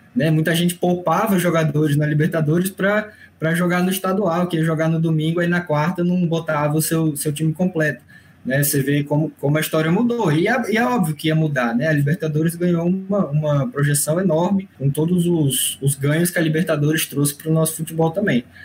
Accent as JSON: {"language": "Portuguese", "region": "Rio Grande do Norte", "country": "Brazil", "moved": "yes", "lives_now": "Brasília, Brazil", "said": "Eu sou do Rio Grande do Norte, estou de Brasília, né? Mas sou do Rio Grande do Norte, não pratico, como costumam dizer, né? Sou potiguar"}